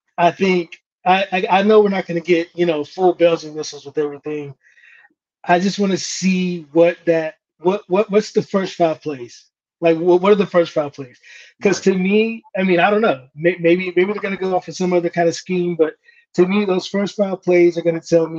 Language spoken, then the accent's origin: English; Hickory, North Carolina, United States; I'm born and raised in Hickory, about an hour outside of Charlotte